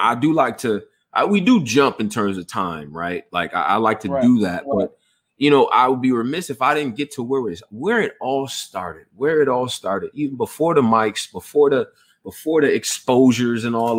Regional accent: Houston, Texas, United States; born there; I was born in Houston, Texas. All right. So I got a special affinity for the South.

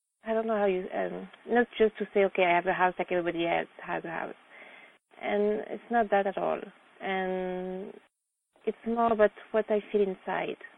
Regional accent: France; now in United States; I'm from France

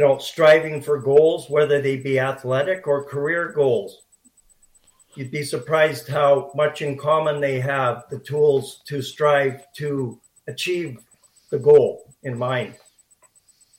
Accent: Powell River, British Columbia, Canada; growing up in Pearl River

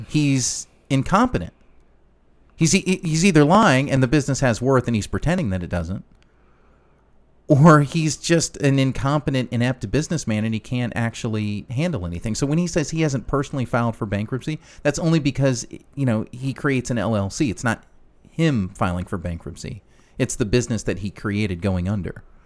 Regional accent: Chicago, Illinois, United States; I grew up in Chicago

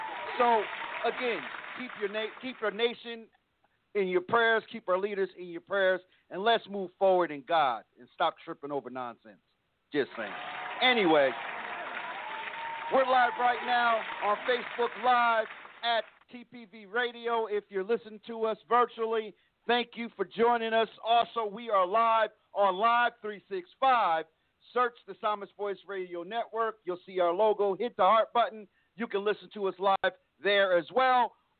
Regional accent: East Coast, United States; now in Texas, United States; me and Chaplain, we're from the East Coast, so this type of weather isn't new. But we're here in Texas now, and our winter skins kind of shed from being up east

